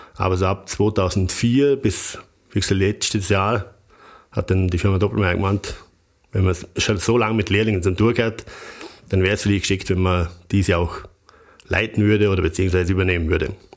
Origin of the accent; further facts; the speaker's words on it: Bregenzerwald, Vorarlberg, Austria; für mich als, als Bregenzer Wälder